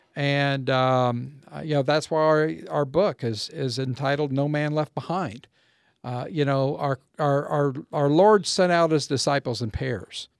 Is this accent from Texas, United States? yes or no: yes; Waco, Texas, United States; moved away as an adult; also born or lived in California / Mississippi; as we moved away from Waco and, and moved away from our roots